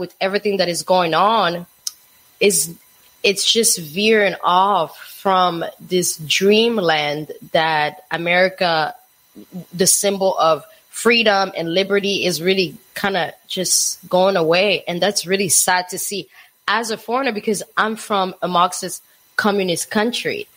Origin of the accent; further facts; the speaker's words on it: DR Congo; now in United States; I moved to the United States when I was um t- uh 2001. So I grew up in Africa